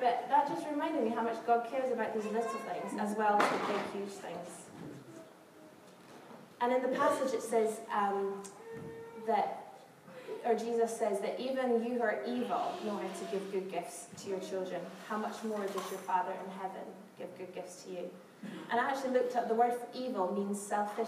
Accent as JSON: {"language": "English", "region": "Scotland", "country": "United Kingdom", "moved": "yes", "lives_now": "London, United Kingdom", "said": "I'm from Scotland, where we chat to everybody"}